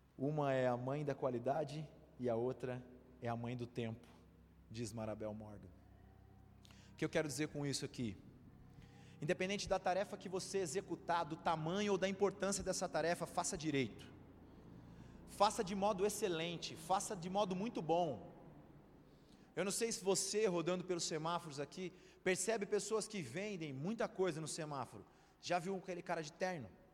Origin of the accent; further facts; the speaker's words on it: Santos, São Paulo, Brazil; eu sou de Santos, minha família é toda lá